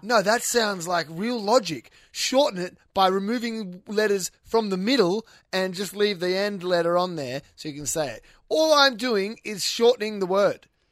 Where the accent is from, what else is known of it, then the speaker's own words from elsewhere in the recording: Western Australia, Australia; I'm from Western Australia, so that has to play into it because we have different sayings